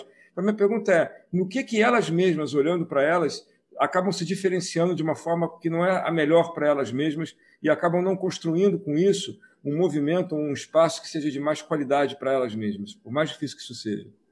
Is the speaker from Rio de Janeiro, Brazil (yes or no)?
yes; Nilópolis, Rio de Janeiro, Brazil; also born or lived in Paulo de Frontin, Rio de Janeiro; now in Rio de Janeiro, Brazil; eu morei em Nilópolis por qua, mais de trinta anos, que é na Baixada Fluminense, né? Nasci em Paulo de Fronten, que é, nem era município, era, pertencia a Paracambi